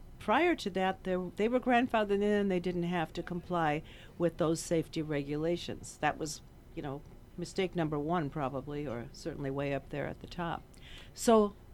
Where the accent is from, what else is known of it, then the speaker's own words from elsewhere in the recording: Chicago, Illinois, United States; Growing up in Chicago